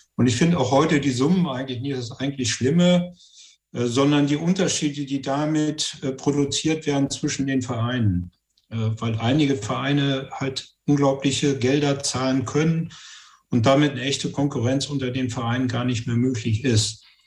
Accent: Göttingen, Lower Saxony, Germany

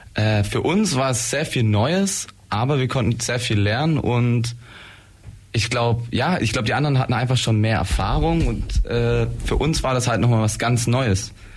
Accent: Blaustein, Baden-Württemberg, Germany; wir kommen aus Blaustein

